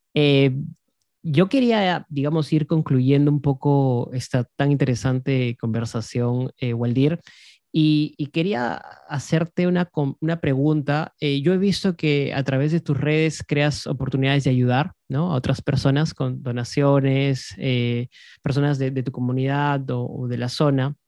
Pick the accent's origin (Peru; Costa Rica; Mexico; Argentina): Peru; Cusco; yo que vengo de Cusco